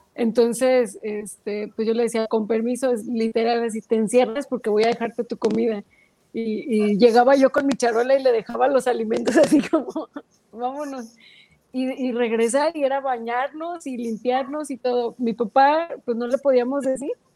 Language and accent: Spanish; Mexico; como mexicanos